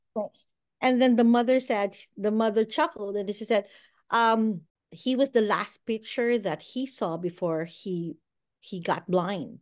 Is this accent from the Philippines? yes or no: yes; Philippines; moved away as an adult; also born or lived in Bahrain / United States; now in Walla Walla, United States; I'm from the Philippines